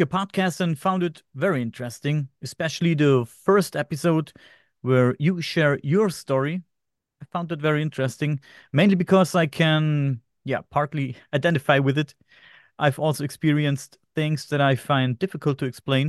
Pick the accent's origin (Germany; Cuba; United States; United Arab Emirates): Germany; I am from Germany